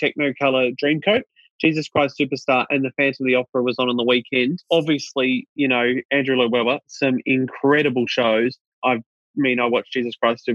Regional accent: Australia; I'm Australian

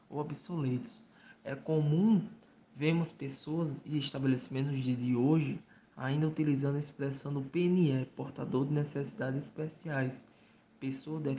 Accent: Mossoró, Rio Grande do Norte, Brazil; sou do estado do Rio Grande do Norte, na cidade de Mossoró.

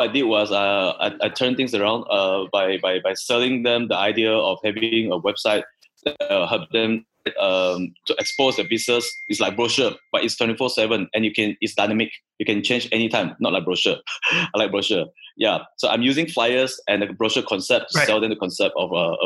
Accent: Sarawak, Malaysia; moved away; also born or lived in Singapore; I'm a Sarawakian, right? It's my hometown.

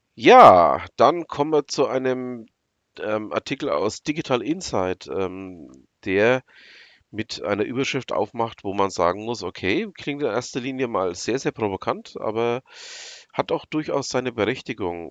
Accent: Franconia, Bavaria, Germany; bei uns in Franken

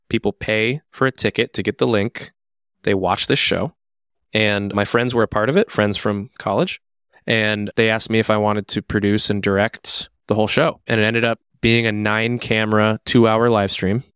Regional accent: Seattle, Washington, United States; now in Twin Cities, United States; I'm from Seattle.

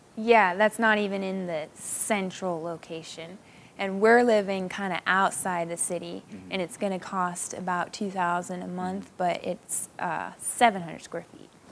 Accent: Hong Kong; moved away; I was eight years old when we moved to Hong Kong

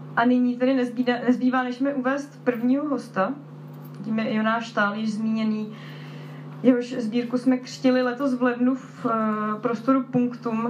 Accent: Slovakia; accent: Slovak; omluvte můj slovenský přízvuk

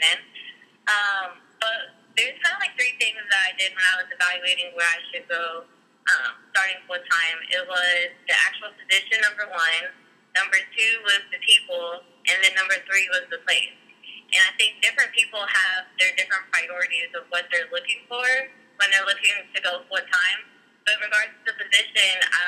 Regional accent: Columbus, Ohio, United States; I was born and raised in Columbus

